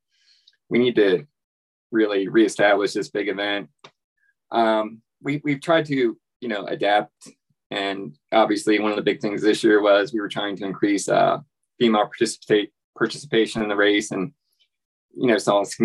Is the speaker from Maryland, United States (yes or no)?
no; Delaware, United States; also born or lived in Eastern Shore; now in North Carolina, United States; I'm originally from Delaware. Spent a lot of my life on the Eastern Shore.